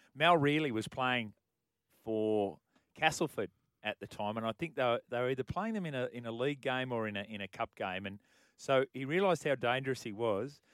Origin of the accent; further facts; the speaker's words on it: Cootamundra, New South Wales, Australia; I was from Cootamundra.